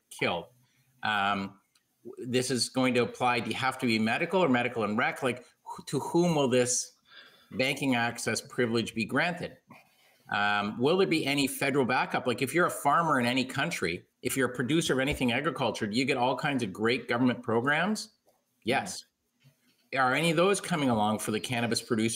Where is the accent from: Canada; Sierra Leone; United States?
Canada; I'm the Canadian guy